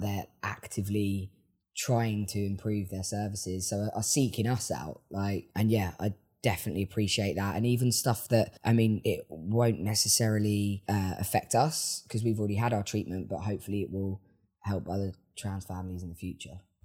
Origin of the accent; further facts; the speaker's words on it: Worthing, South East England, United Kingdom; now in Brighton, United Kingdom; I am a songwriter from Worthing